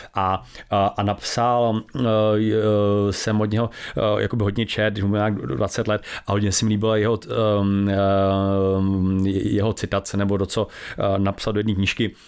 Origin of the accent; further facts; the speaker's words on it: Czechia; my strašně třídíme jako Češi